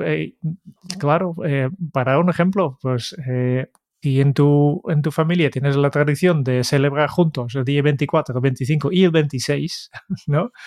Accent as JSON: {"language": "Spanish", "country": "Netherlands", "second_language": "Spanish", "moved": "yes", "lives_now": "Spain", "said": "soy, holandés y en Holanda siempre se ha enviado bastante más postales de Navidad"}